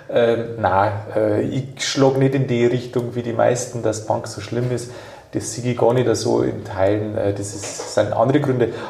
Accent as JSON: {"language": "German", "region": "Bavaria", "country": "Germany", "accent": "Bavarian", "said": "bis einmal eine gesagt hat, da hat mal in Berlin um, hat eine zu mir gesagt … das, was du sprichst, das ist kein Hochdeutsch, das ist Bayerisch."}